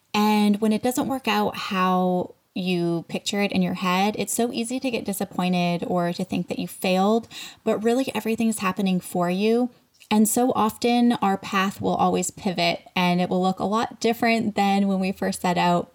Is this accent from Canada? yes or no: yes; Canada; moved away as an adult; now in United States; I'm like from Canada, but I have dual citizen